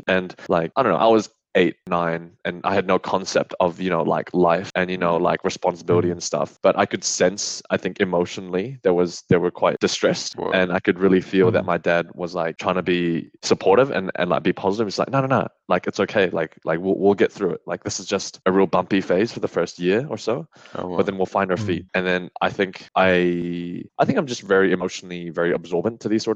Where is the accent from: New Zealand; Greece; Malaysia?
New Zealand; moved away as an adult; now in Australia; I moved to New Zealand